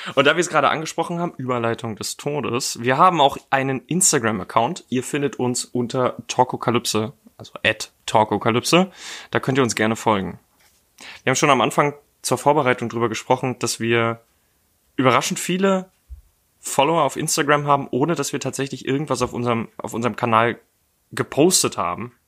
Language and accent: German; Dresden, Saxony, Germany; now in Berlin, Germany; ich komme jetzt aus Dresden